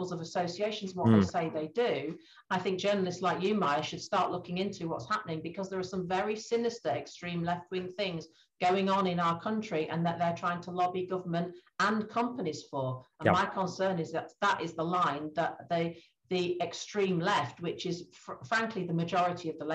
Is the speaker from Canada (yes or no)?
no; Grimsby, Yorkshire and the Humber, United Kingdom; my hometown, Great Grimsby